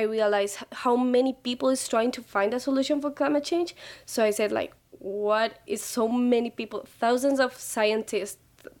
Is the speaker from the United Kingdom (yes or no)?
no; Medellín, Antioquia, Colombia; now in Bogotá, Colombia; I am from Medellin, Colombia, but I'm living in Bogota.